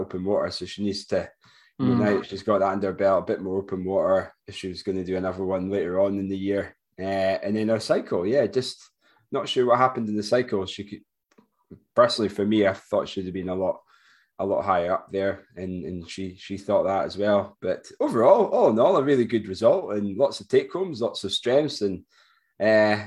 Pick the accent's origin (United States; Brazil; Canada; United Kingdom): United Kingdom; Forres, Scotland; from Forest, my hometown